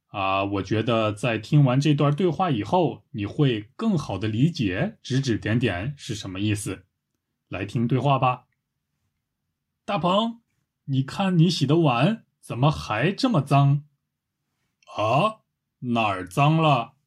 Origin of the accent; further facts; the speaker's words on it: China; 我是个中国人